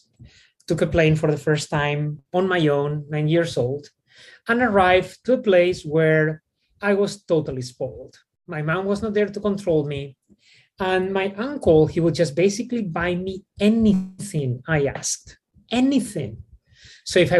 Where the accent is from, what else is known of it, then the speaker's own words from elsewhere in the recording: Spain; moved away; I grew up in Spain in a very, very, very traditional Mediterranean home